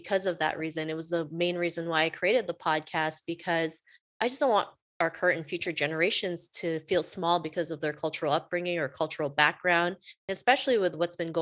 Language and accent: English; Canada; also born or lived in Philippines; I was born in the Philippines. I moved to Canada with my family when I was 7. And, you know, growing up in Canada